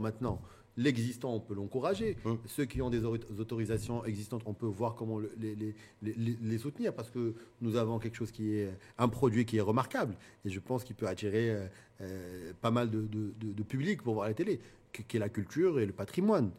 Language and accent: French; Morocco; en tant que Marocain